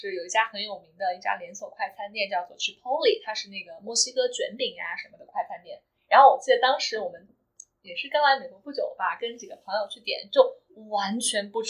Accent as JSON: {"language": "Chinese", "country": "China", "tie": "born or raised there", "moved": "yes", "lives_now": "United States", "said": "我们作为就是在国内长大的孩子"}